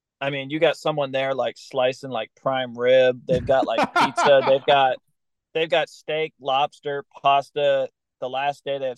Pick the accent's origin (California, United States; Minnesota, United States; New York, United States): California, United States; growing up in California